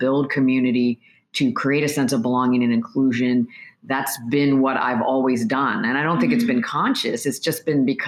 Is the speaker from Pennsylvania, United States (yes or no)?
yes; Pennsylvania, United States; The way that I grew up was in the Korean American community in a very small town in Pennsylvania where there wasn't a lot of diversity